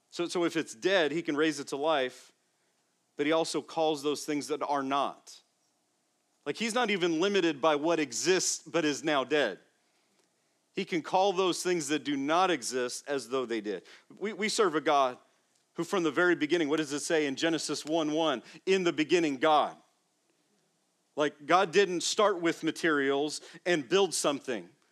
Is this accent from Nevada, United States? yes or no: yes; Las Vegas, Nevada, United States; moved away as an adult; also born or lived in Phoenix, Arizona / Florida; I grew up first in Las Vegas, the first eighteen years, and then in Phoenix, where I went to college, in Arizona.